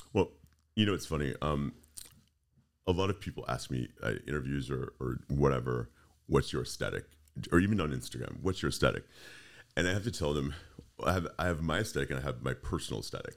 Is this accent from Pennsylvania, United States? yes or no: no; Texas, United States; moved away as an adult; also born or lived in Fort Lauderdale / Orlando; I grew up in Texas